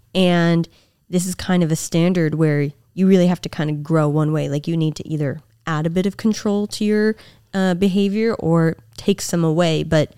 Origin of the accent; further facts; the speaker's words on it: the Bay Area, California, United States; I'm from the Bay.